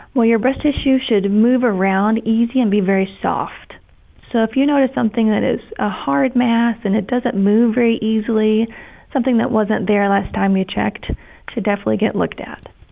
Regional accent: Kentucky, United States; moved away as an adult; also born or lived in Ohio / Tampa, Florida; I'm from Kentucky originally.

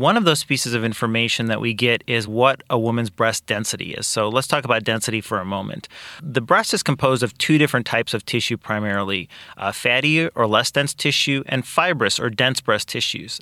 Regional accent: Kankakee, Illinois, United States; also born or lived in Iowa / Peoria, Illinois; I am actually originally from Kankakee. I grew up here

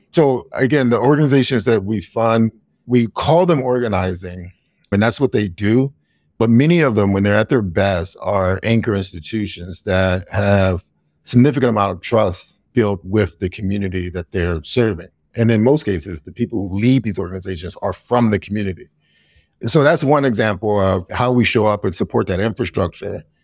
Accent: Youngstown, Ohio, United States; moved away as an adult; also born or lived in Oberlin, Ohio; now in Chicago, United States; my hometown of Youngstown, Ohio.

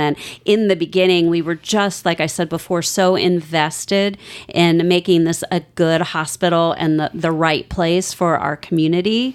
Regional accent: Vienna, Virginia, United States; moved away as an adult; now in Outer Banks, North Carolina, United States; I grew up in Northern Virginia, Vienna, Virginia

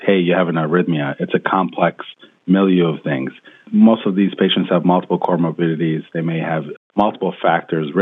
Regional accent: Rochester, New York, United States; moved away as an adult; also born or lived in Washington, D.C.; now in California, United States; back home in Rochester, New York, where I was born and raised

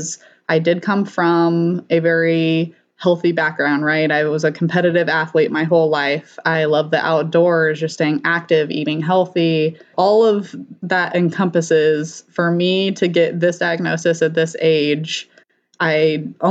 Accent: Colorado, United States; moved away as an adult; now in Bakersfield, United States; originally I'm from Colorado

